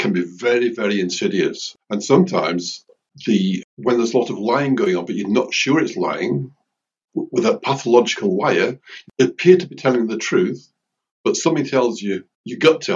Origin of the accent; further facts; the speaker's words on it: Lake District, North West England, United Kingdom; I'm from the Lake District